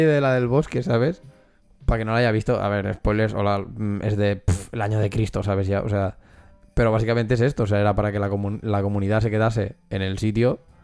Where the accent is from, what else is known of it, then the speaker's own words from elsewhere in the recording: Catalonia, Spain; nosotros que somos de aquí de Cataluña